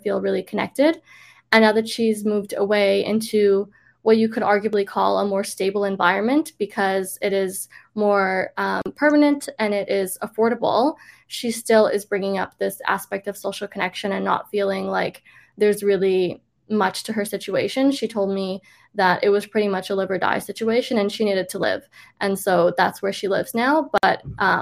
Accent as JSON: {"language": "English", "town": "Toronto", "region": "Ontario", "country": "Canada", "tie": "born or raised there", "moved": "as an adult", "lives_now": "Vancouver, Canada", "said": "I am from Toronto, I grew up there"}